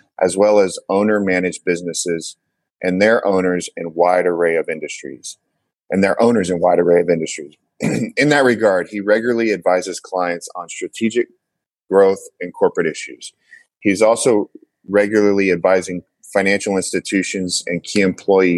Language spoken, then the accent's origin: English; Houston, Texas, United States; also born or lived in Nashville; I'm from Houston and spend my time between Houston and Nashville.